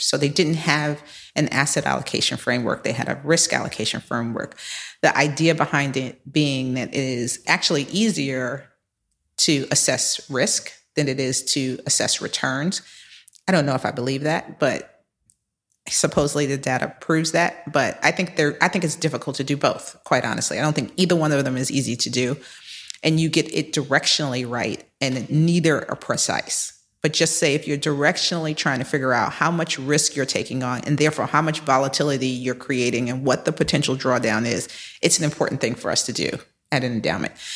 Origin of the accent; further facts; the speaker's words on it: New York, United States; also born or lived in Philadelphia / Boston; I am a native New Yorker. I was born in Harlem, raised in the Bronx